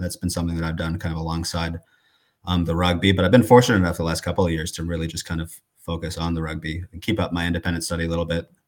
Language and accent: English; Coralville, Iowa, United States; I'm from Corville, Iowa, which is East Iowa